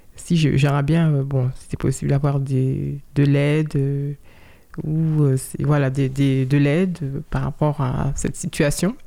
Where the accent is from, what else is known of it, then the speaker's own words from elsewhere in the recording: Saint-Cloud, Île-de-France, France; Je suis né en France, euh, à Saint-Cloud, dans les Hauts-de-Seine